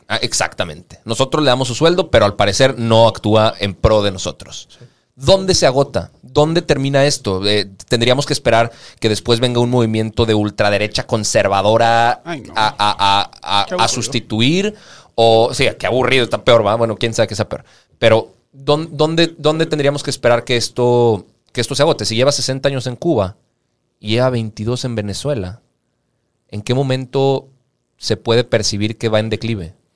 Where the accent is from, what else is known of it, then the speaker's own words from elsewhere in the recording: Mexico; nosotros como, mexicanos